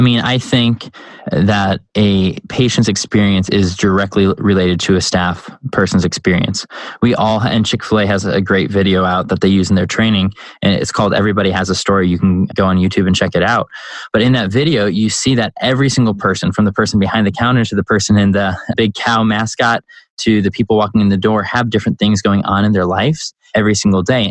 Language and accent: English; Chicago, Illinois, United States; now in North Carolina, United States; I grew up in Chicago